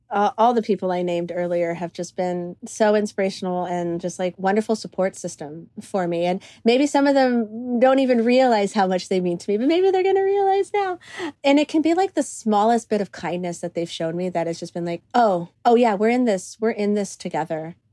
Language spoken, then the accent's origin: English; Cyprus; now in United States; I had the opportunity to film it in Cyprus, which is my, um, my home country. That's where my my family is from. I'm fir- first generation uh, Cypriot American, so like to have the op- like the ability to film in the country that I mean raised me.